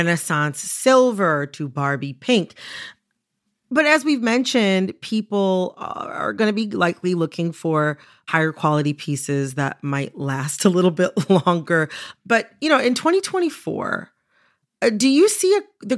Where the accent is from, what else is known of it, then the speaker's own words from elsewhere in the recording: Detroit, Michigan, United States; I am from the Detroit area, which is also known as Hockey Town